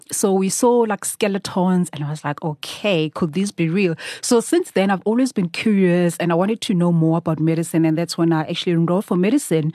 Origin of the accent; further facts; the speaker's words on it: Durban, KwaZulu-Natal, South Africa; moved away as an adult; now in Johannesburg, South Africa; I was born and raised in Durban.